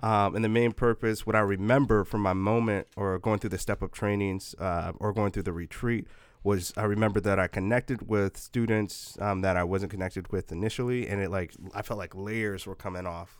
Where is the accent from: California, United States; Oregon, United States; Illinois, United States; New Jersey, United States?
Oregon, United States; Portland; also born or lived in Puyallup, Washington; I grew up in Northeast Portland